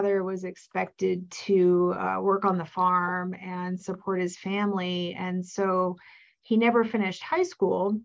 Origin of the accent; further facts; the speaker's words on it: Cupertino, California, United States; I grew up in a town called Cupertino, California, which was in the Silicon Valley area